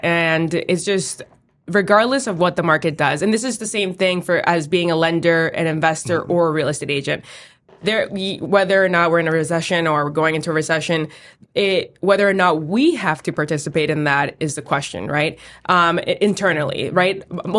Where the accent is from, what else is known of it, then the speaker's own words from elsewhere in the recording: Boston, Massachusetts, United States; I lived in East Boston my entire life. I was born on Sumner Street in Jeffries Point